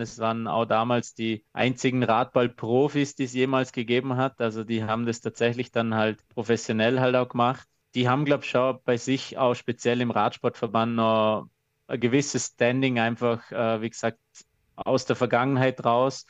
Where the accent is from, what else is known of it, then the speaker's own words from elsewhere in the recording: Austria; bei uns in Österreich